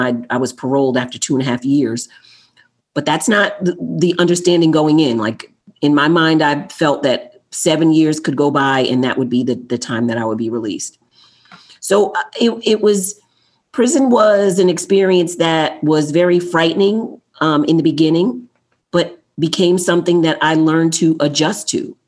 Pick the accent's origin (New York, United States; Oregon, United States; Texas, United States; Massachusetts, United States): New York, United States; New York City; I was born in Queens, New York